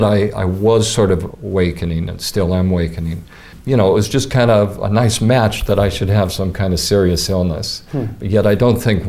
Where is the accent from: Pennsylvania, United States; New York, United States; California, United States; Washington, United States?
Washington, United States; Seattle; moved away as an adult; also born or lived in Fairfield, Iowa; now in Coralville, United States; I was born in Seattle. I was raised on the West Coast. And, of course, I came to Fairfield with everybody else in the late 70s.